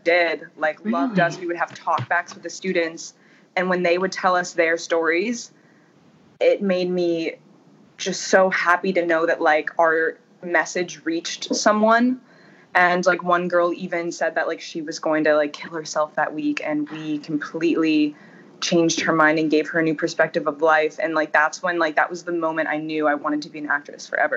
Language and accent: English; United States; moved away as an adult; also born or lived in Ohio / Florida; now in Los Angeles, United States; I grew up in Ohio and in Florida about half time in each place.